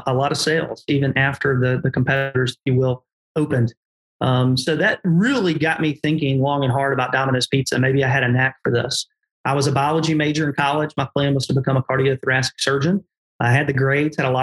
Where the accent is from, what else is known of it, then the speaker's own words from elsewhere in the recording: Olive Branch, Mississippi, United States; my hometown store that I started in Olive Branch, Mississippi